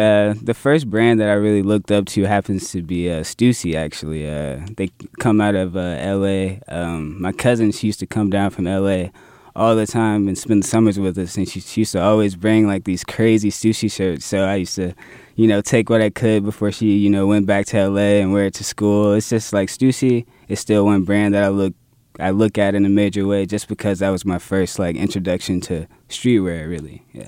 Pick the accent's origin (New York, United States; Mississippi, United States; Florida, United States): Florida, United States; Jacksonville; I'm born and raised in Jacksonville